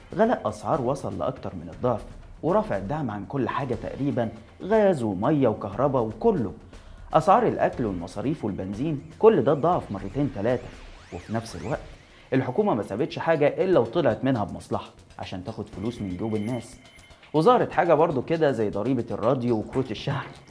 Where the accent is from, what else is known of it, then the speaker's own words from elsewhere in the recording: Egypt; علينا كمصريين